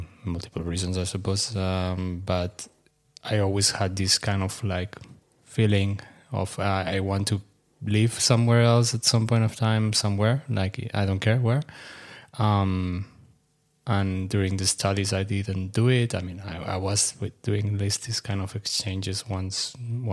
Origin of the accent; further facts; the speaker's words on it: Sabadell, Catalonia, Spain; moved away as an adult; also born or lived in Frankfurt, Germany; now in Athens, Greece; So I'm originally from Barcelona, actually close by to Barcelona from Sabadell, which is a city close by.